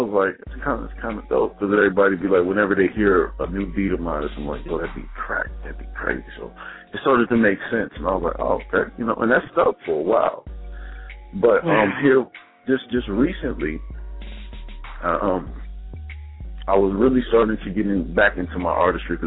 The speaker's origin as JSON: {"language": "English", "town": "Dayton", "region": "Ohio", "country": "United States", "moved": "yes", "lives_now": "Maryland, United States", "said": "I'm more on the Maryland side, but I'm originally from Dayton, Ohio"}